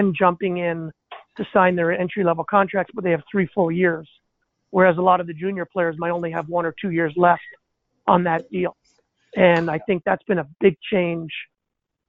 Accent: Montreal, Quebec, Canada; first language English; moved away as an adult; also born or lived in Potsdam, New York; Growing up in Montreal

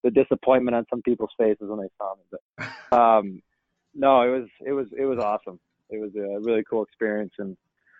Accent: Chicago, Illinois, United States; I grew up in Chicago

